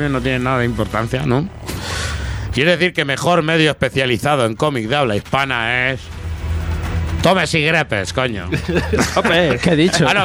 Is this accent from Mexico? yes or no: no; Catalonia, Spain; Con... con la L, yo también soy medio catalán.